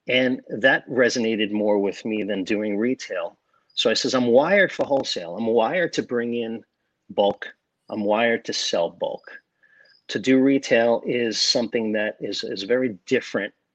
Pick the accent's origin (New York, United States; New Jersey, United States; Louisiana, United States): New York, United States; South Shore of Long Island; now in Davie, Florida, United States; I grew up on the South Shore of Long Island.